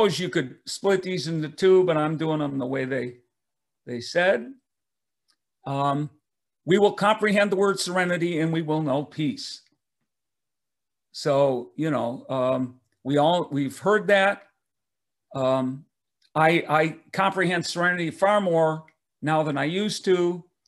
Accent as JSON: {"language": "English", "town": "Detroit", "region": "Michigan", "country": "United States", "tie": "born or raised there", "said": "I grew up in Detroit, Michigan"}